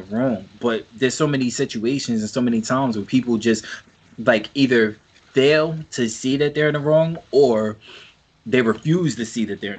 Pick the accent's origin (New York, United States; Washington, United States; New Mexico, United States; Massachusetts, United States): New York, United States; I'm from New York.